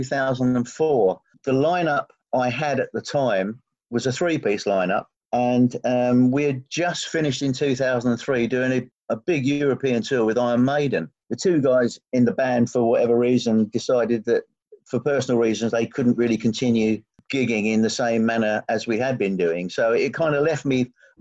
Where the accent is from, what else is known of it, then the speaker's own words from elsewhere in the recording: United Kingdom; I'm proudly British